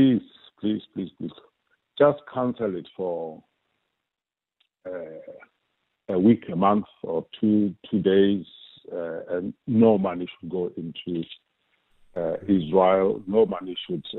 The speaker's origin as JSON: {"language": "English", "country": "South Africa", "said": "as South African citizens"}